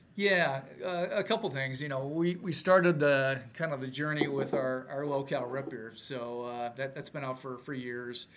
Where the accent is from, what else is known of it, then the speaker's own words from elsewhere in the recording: Milwaukee, Wisconsin, United States; moved away; also born or lived in Minneapolis area, Minnesota; I'm originally from Milwaukee, but haven't haven't lived here in well, about 30 years